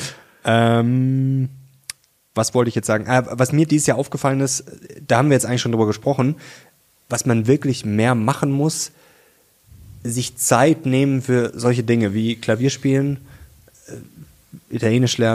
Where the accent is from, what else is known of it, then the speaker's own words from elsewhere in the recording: Munich, Bavaria, Germany; Venga di Monaco müsste das heißen. Ich komme aus München.